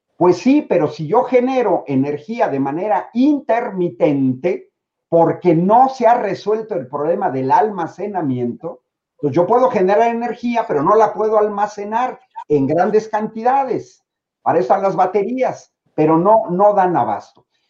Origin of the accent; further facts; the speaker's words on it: Mexico; como mexicano